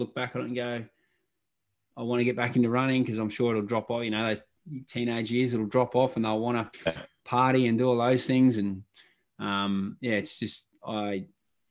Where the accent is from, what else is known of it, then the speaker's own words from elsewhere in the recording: Wangaratta, Victoria, Australia; I was born in Wangaratta